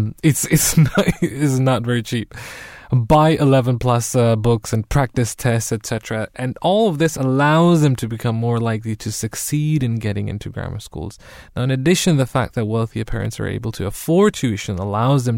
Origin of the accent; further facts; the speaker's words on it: Germany; now in United Kingdom; growing up in Germany